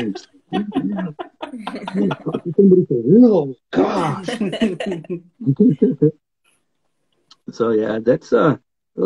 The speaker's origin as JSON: {"language": "English", "town": "Fresno", "region": "California", "country": "United States", "tie": "born or raised there", "also_born_or_lived": "Hawaii", "moved": "as an adult", "said": "growing up where I grew up in Fresno, where nothing comes from."}